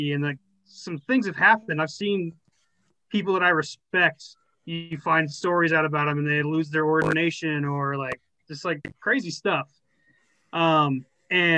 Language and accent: English; Northern Arizona, United States; coming from where we grew up in Northern Arizona